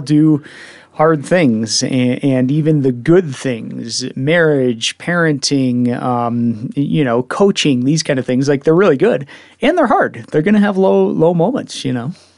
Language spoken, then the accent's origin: English; Evergreen, Colorado, United States; I grew up in Evergreen